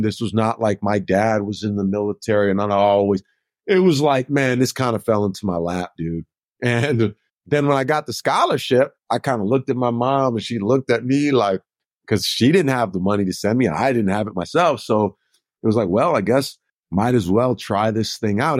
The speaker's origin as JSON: {"language": "English", "region": "Minnesota", "country": "United States", "moved": "yes", "said": "I'm from Minnesota"}